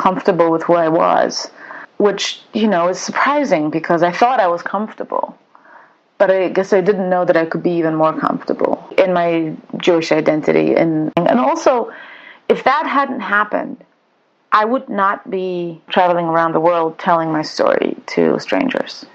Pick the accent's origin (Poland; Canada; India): Poland; Wrocław, Lower Silesian Voivodeship; first language Polish; English is a second language; moved away as an adult; also born or lived in Israel; now in United States; Polishness is my upbringing, my first language. I'm speaking to you from my hometown where everything began. I'm in Wrocław.